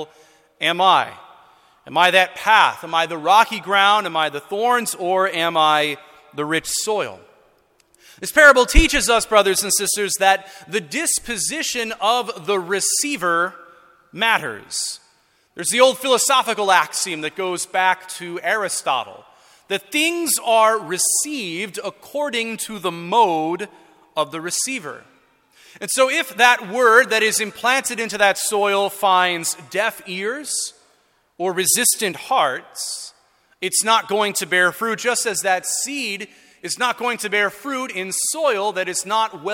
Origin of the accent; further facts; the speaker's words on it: Florissant, Missouri, United States; I grew up in North County in St. Ferdinand Parish.